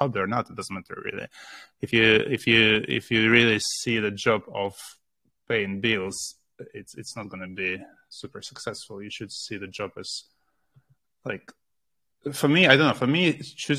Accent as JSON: {"language": "English", "country": "Russia", "tie": "born or raised there", "moved": "as an adult", "lives_now": "United Kingdom", "said": "I was born in Russia"}